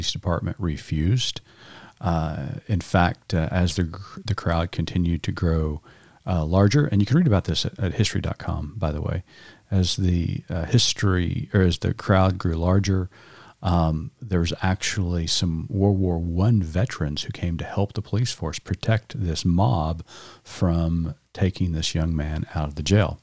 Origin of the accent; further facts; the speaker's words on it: Oklahoma, United States; I grew up in Oklahoma public schools all of my life, K through 12.